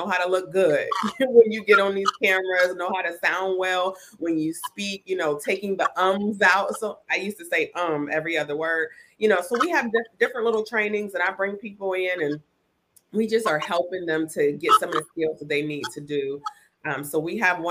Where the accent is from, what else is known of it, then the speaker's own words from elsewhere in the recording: Ohio, United States; moved away as an adult; now in Tampa, United States; I reside in Tampa, Florida. I'm from Ohio. I'm an Ohio girl